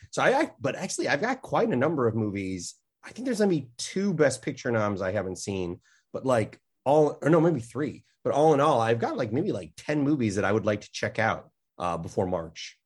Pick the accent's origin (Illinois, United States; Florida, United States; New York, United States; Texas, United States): Illinois, United States; Chicago; I'm from Chicago